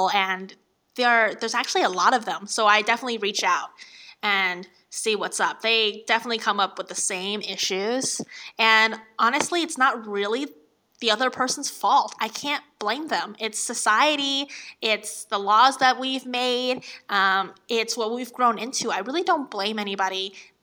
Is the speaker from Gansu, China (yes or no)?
no; Jinan, Shandong, China; now in San Francisco, United States; I grew up in the north of China, Shandong, Jinan